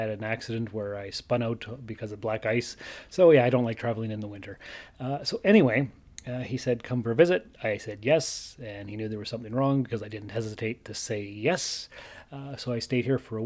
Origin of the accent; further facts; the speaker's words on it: Sault Ste. Marie, Ontario, Canada; moved away as an adult; also born or lived in North Bay, Ontario / Timmins, Ontario; I was born and raised in Sault Ste. Marie, Ontario. I lived here till I was 19